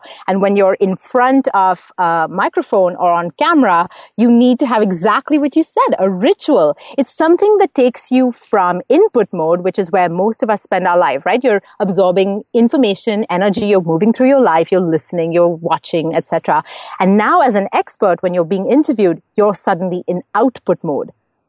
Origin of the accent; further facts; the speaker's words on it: Mumbai, Maharashtra, India; first language English; now in Montreal, Canada; So I grew up in Mumbai, in case anyone's wondering about my accent. I live in Montreal now, but I grew up in Mumbai. English is my first language, actually. I speak four.